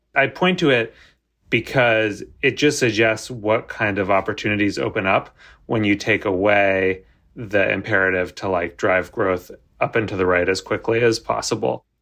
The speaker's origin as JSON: {"language": "English", "country": "United States", "said": "I'm American"}